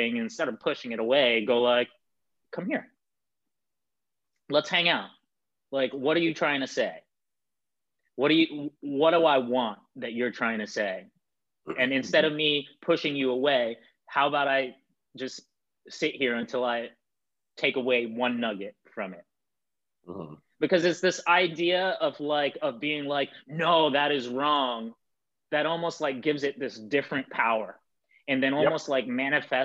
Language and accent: English; New York City, New York, United States; I'm from Bed-Stuy in the 80s and early 90s